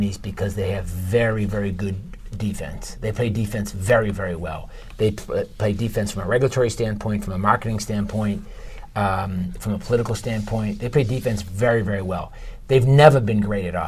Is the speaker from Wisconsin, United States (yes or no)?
no; Watertown, Massachusetts, United States; we grew up in Watertown